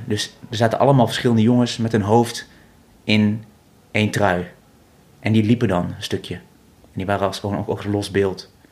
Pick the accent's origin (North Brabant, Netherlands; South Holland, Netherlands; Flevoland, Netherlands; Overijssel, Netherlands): North Brabant, Netherlands; Vught; ik ben geboren, geboren in Vught